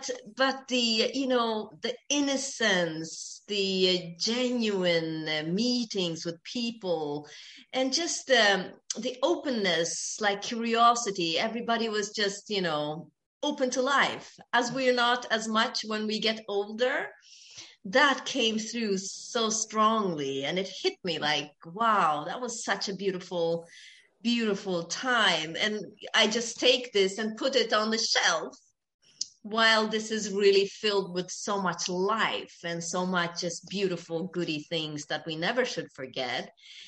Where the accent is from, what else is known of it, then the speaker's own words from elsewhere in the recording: Ethiopia; I am Ethiopian. I was born in Ethiopia.